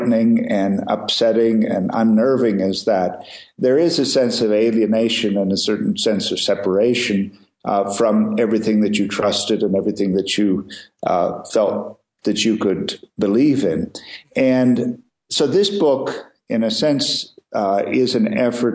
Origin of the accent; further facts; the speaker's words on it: India; I was born in the Himalayas, and I grew up here and have spent most of my life in these mountains